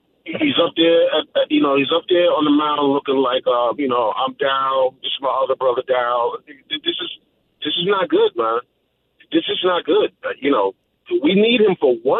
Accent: New York City, New York, United States; as a New York City person, as a New Yorker

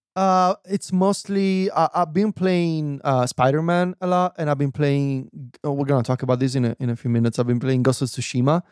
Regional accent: Viterbo, Lazio, Italy; now in Rome, Italy; my hometown in Viterbo

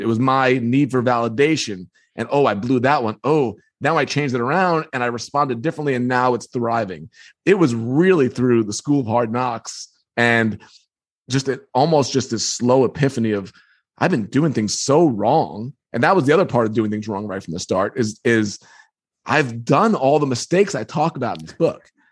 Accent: Long Island, New York, United States; I grew up on Long Island

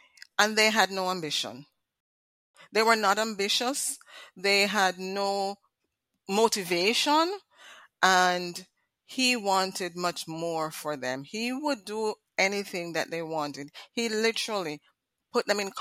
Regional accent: Jamaica; moved away; we grew up in Jamaica. And you know, the Caribbean, we have certain standards

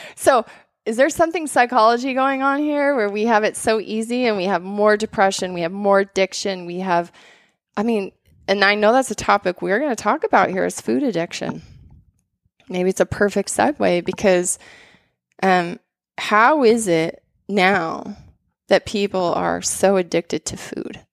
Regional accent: Bozeman, Montana, United States; I grew up in Bozeman and Montana

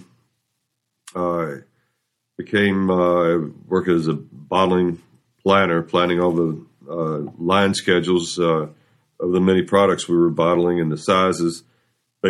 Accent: Louisville, Kentucky, United States; I grew up in Louisville, went to Atherton High School

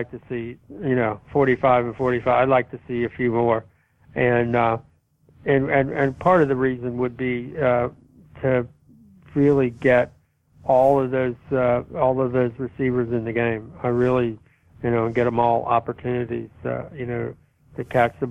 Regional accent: Kentucky, United States; growing up in Kentucky

